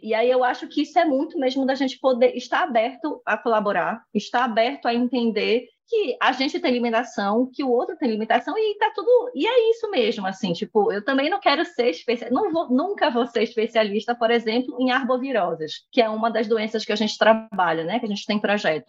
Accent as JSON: {"language": "Portuguese", "town": "Belém", "region": "Pará", "country": "Brazil", "tie": "born or raised there", "moved": "as an adult", "lives_now": "Recife, Brazil", "said": "eu saí de Belém e vim morar em Recife"}